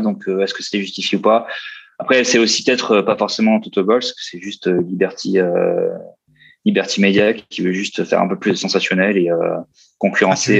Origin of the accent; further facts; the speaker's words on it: Austria; moved away; très autrichien, comme mon pays natal